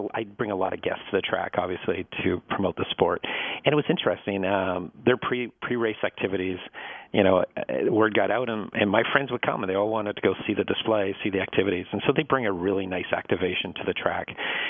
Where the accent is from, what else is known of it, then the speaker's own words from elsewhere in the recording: Northwest, United States; And I grew up in the Northwest, and there wasn't a track, so I couldn't go to a live race that was nearby.